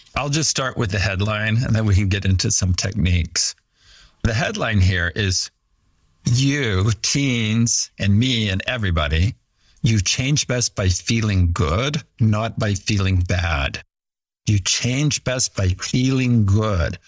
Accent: Fresno, California, United States; also born or lived in Maui, Hawaii; I grew up in Fresno, California, and worked pretty hard in school

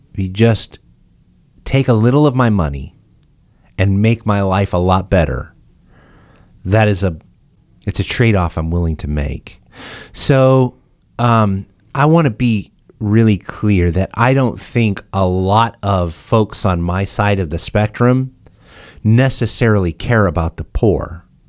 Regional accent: United States; I'm saying this as an American

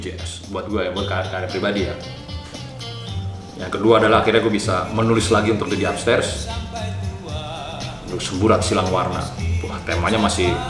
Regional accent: Sumatra, Indonesia; kita bukan orang Jawa juga ya iya. kan, bebas aja. Gue kan. dari Sumatera ya kan.

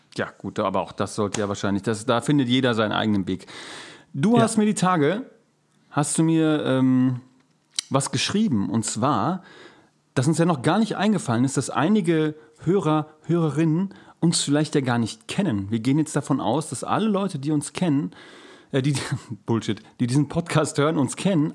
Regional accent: Germany; als Deutscher

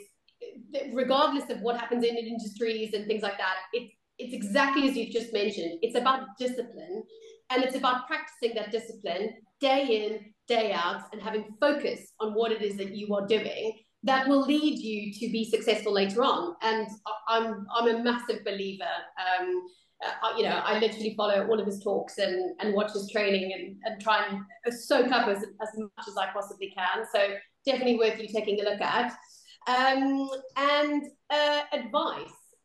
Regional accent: South Africa; moved away; I'm obviously from the Southern Hemisphere, South Africa

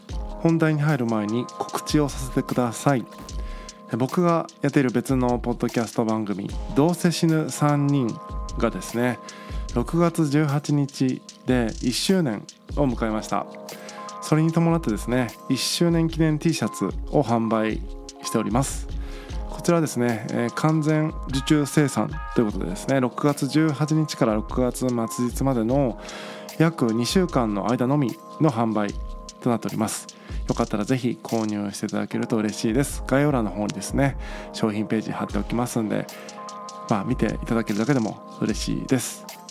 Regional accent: Tagawa, Fukuoka, Japan; moved away; 僕田川というね町出身なんですけども田舎町を出て福岡市内に引っ越してきた

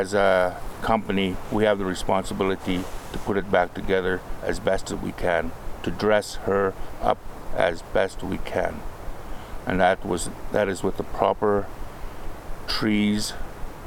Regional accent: Aq'am, British Columbia, Canada; I am from the Akam Reserve, which is part of the Tunaha Nation. I have lived there all my life.

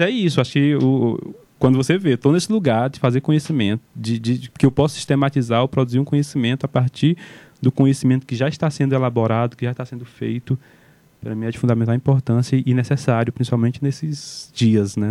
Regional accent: Amontada, Ceará, Brazil; sem esquecer de onde vim, sem esquecer onde as raízes estão fincadas, que é Caetanos de Cima, uma comunidade de resistência, um assentamento da reforma agrária

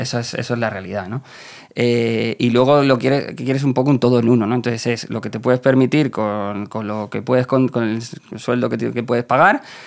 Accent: Leganés, Community of Madrid, Spain; yo vengo de Leganés, y soy chico de barrio

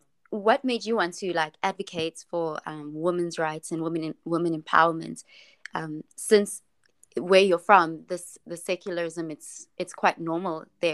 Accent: South Africa; my home country, South Africa

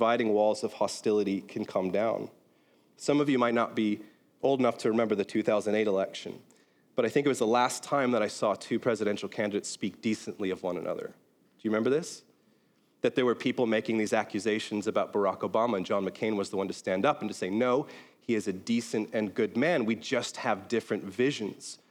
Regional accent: Belfast, Northern Ireland, United Kingdom; born or raised there; now in United States

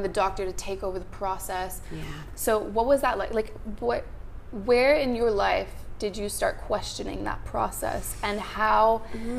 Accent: Montreal, Quebec, Canada; now in Australia; I'm actually from Montreal

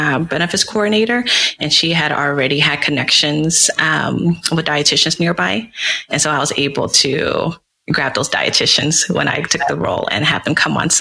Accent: Dallas, Texas, United States; moved away; I'm initially from Dallas, Texas

